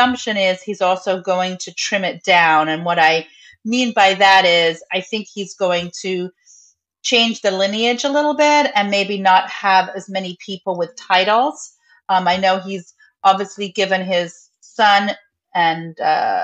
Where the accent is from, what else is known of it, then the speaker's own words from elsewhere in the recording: London, United Kingdom; moved away as an adult; now in Los Angeles, United States; I live currently in Los Angeles, California, but I was born and raised in London, England, and lived there until I was 21 years old.